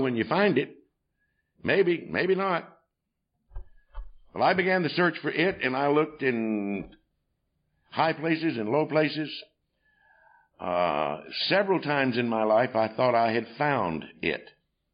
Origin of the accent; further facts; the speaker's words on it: North Georgia, United States; we in North Georgia